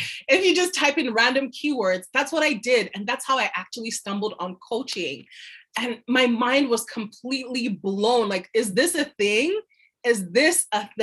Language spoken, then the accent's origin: English; Nigeria; also born or lived in France; now in Canada; moved back to my home country, Nigeria